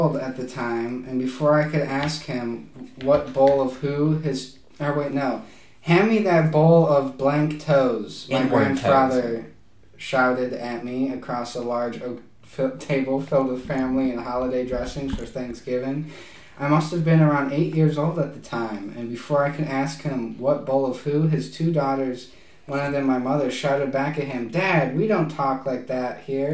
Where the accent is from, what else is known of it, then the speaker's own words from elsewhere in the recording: outside Chicago, Illinois, United States; moved away; also born or lived in the South (US); I grew up outside Chicago